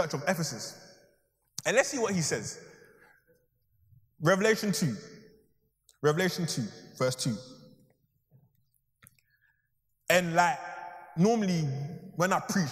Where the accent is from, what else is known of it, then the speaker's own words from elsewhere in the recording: Ghana; now in London, United Kingdom; I'm even from Ghana, or two, that was actually my old high school